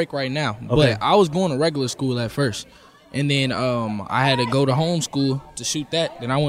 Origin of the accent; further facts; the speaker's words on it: Chicago, Illinois, United States; I'm from Chicago.